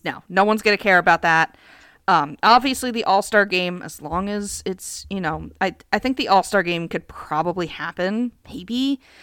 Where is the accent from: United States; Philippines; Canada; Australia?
United States; I'm American.